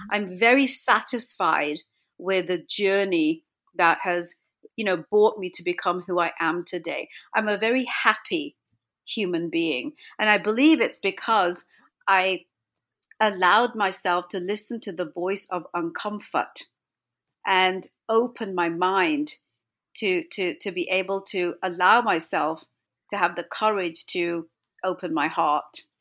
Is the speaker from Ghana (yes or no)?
no; England, United Kingdom; moved away; also born or lived in Toronto, Canada; My parents are from India. I was born and brought up in England.